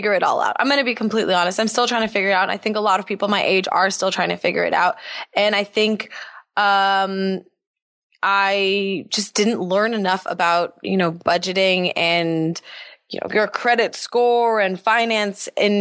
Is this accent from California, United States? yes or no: yes; Los Angeles, California, United States; also born or lived in North Carolina; I am born and raised in Los Angeles